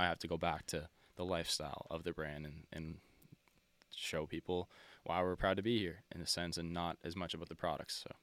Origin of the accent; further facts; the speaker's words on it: Nova Scotia, Canada; We're from Nova Scotia